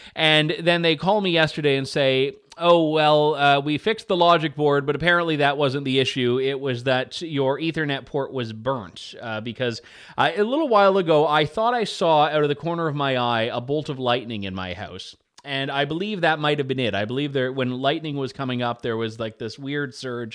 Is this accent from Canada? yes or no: yes; Canada; as the Canadian